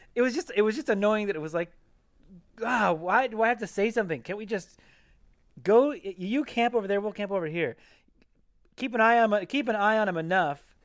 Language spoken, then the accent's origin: English; Pacific Northwest, United States; I grew up in the Pacific Northwest